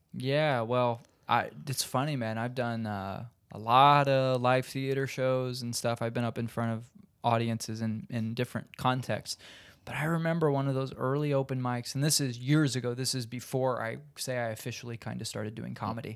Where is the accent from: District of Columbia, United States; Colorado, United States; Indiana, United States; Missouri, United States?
Indiana, United States; moved away as an adult; now in Los Angeles, United States; I'm from Indiana